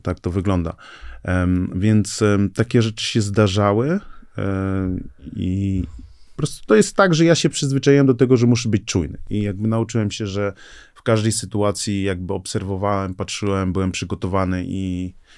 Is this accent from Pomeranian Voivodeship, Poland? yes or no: yes; Gdańsk, Pomeranian Voivodeship, Poland; pochodzę z Nigerii, tutaj się urodziłem, tutaj się wychowałem